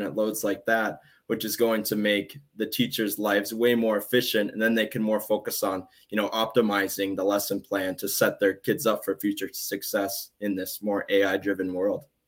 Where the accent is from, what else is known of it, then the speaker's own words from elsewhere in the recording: southwestern Minnesota, United States; my dad is on the school board at my in at my hometown. I'm in southwestern minnesota